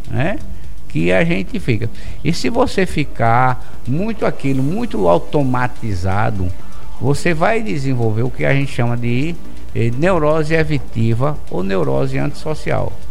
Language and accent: Portuguese; Brazil; nós, enquanto brasileiros, nós somos um povo muito extrovertido.